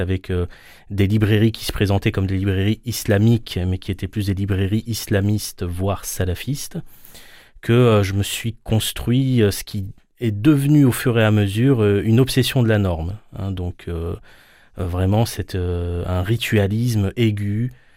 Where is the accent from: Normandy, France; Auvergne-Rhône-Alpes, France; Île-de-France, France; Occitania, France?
Île-de-France, France; Paris suburbs; je suis né en France, j'ai grandi en, banlieue parisienne